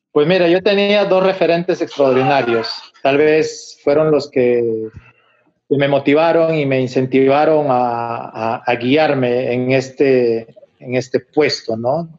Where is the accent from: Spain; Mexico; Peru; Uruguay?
Peru; Huánuco; moved away; allá en mi ciudad, en Huánuco